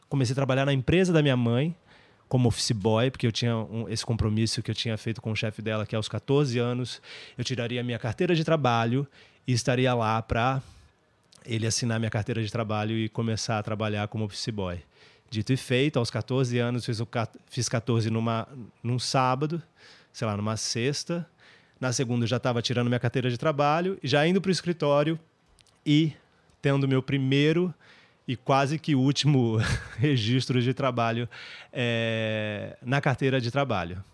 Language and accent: Portuguese; São Bernardo do Campo, São Paulo, Brazil; also born or lived in Santo André; Eu nasci em São Paulo, mas vivi minha vida inteira no ABC. Comecei, uh, minha infância foi em Santo André, onde eu estudei até a quarta série, e depois eu me mudei para São Bernardo do Campo